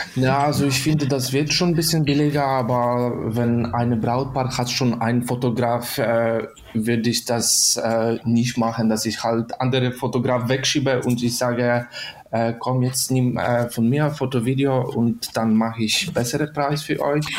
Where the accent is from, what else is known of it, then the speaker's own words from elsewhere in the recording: Poland; German is a second language; moved away as an adult; now in Germany; ich komme aus Polen, in Deutschland wohne ich schon seit fünf Jahren